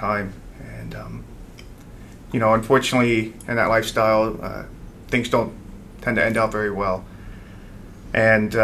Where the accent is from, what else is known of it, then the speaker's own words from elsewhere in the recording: Oxford, Pennsylvania, United States; I am from Sacred Heart Parish in Oxford, PA